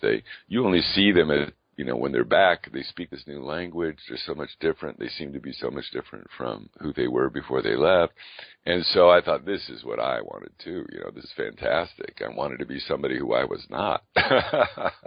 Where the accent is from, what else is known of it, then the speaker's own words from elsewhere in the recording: California, United States; moved away; I grew up in California